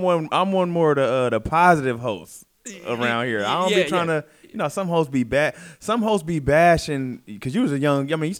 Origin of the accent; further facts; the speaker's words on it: Vallejo, California, United States; I'm from the Bay Area.